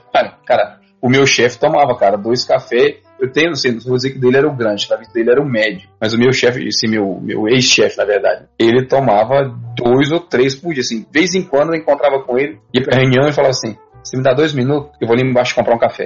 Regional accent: Northeast Region, Brazil; moved away as an adult; a gente veio do Nordeste, eu vim do Nordeste, você em parte também

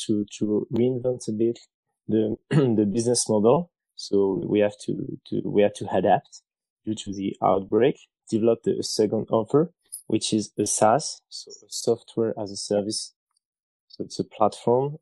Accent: France; moved away as an adult; also born or lived in China; I'm from France

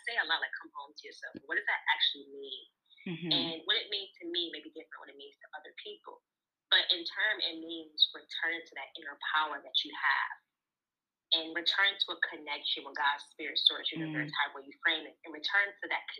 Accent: Detroit, Michigan, United States; also born or lived in Flint, Michigan; I was born in Flint, but I live in Detroit. I was raised in Detroit all my life

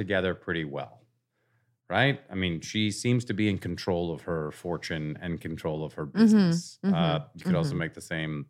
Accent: Oregon, United States; I grew up in Southern Oregon.

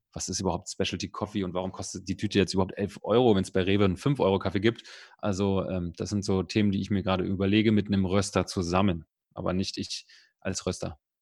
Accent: Berlin, Germany; ich bin Berliner, ich bin Spandauer, ganz, äh, also Spandau ist ganz im Westen, aber ich bin so weit im Westen geboren, dass es schon wieder Osten war

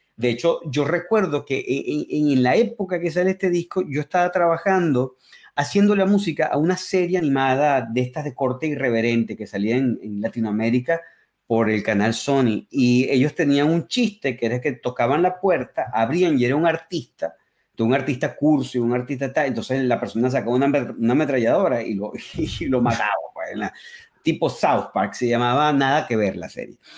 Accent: Caracas, Capital District, Venezuela; first language Spanish; also born or lived in Berkeley, United States; now in United States; soy de Caracas, entonces soy un caraqueño

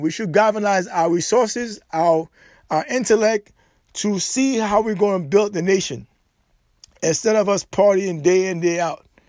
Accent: Haiti

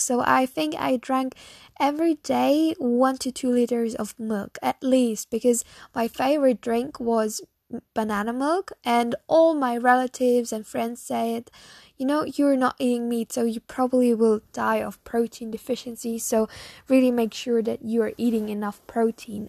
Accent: Bavaria, Germany; English is a second language; I'm actually from Germany. So I'm from Bavaria, a s, very, very small town, small, small village from Germany, um, Bavaria.

